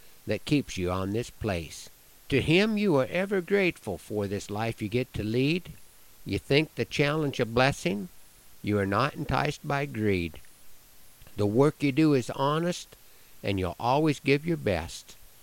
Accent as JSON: {"language": "English", "town": "Broken Bow", "region": "Nebraska", "country": "United States", "tie": "born or raised there", "said": "In my hometown of Broken Bow"}